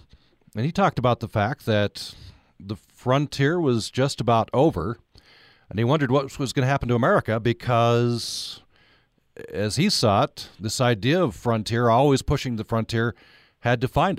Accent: Vernal, Utah, United States; now in Logan, United States; one of my grandfathers was a farmer in Hinckley in western Utah. I grew up in Vernal, still considered a pretty rural area. And so that's part of my identity.

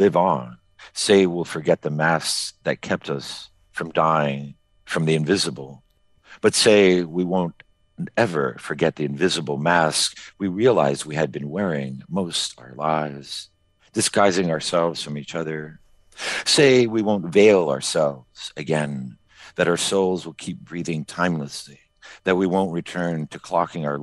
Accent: Miami, Florida, United States; now in Maine, United States; I grew up in Miami, right? As an exile community, we're talking in the 70s

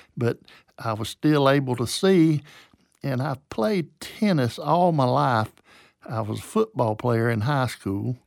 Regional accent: Waycross, Georgia, United States; also born or lived in Lower Alabama / Beaufort, South Carolina; now in Valdosta, United States; my dad died when I was four, and my mom had a nervous breakdown, and so we moved to Waycross, Georgia

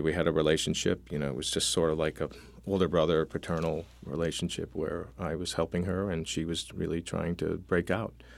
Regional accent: Syracuse, New York, United States; I grew up in Syracuse, New York, next to Hutchings Psychiatric Institute

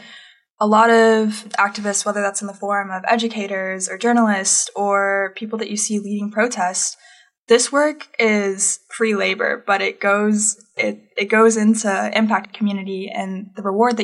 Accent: Florida, United States; now in Arkansas, United States; growing up in Florida and being an activist and then coming to Arkansas

